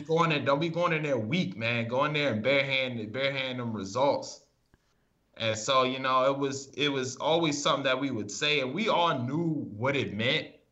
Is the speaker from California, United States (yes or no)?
no; Maryland, United States; moved away as an adult; also born or lived in Massachusetts